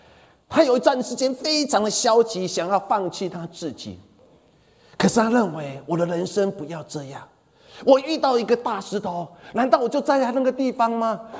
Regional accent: Changhua County, Taiwan; 我小时候住在彰化，我们彰化我们家前面有一块田地

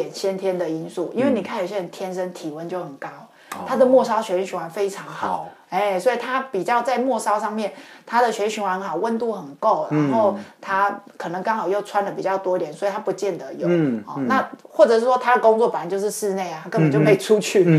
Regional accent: Taiwan; 像我们台湾人比较特别，因为我们。呃，夏天很热，然后冬天可能我们也没有期待说会非常非常冷

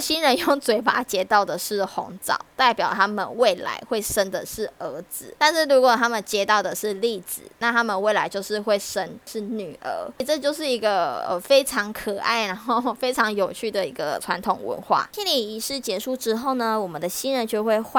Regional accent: Taiwan; 不会像我们台湾人吃完嘛，然后他们就会去站在门口跟大家做送客。

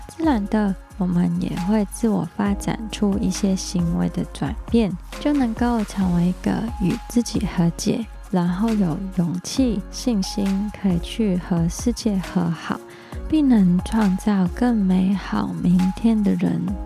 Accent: Hong Kong; moved away as an adult; now in Taiwan; 我来自香港

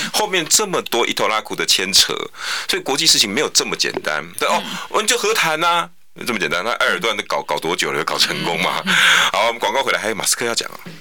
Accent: Taiwan; 地球村啊，我们台湾人不能自立于世界之外啊。

